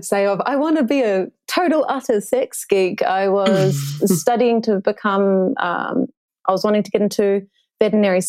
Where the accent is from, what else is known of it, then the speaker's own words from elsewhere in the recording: South Island of New Zealand, New Zealand; growing up in the South Island of New Zealand